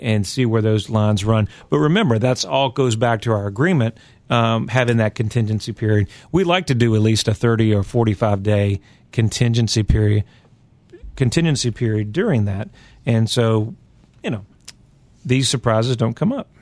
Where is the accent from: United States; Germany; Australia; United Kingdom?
United States; Virginia; I'm from Virginia, and so we have some soil out there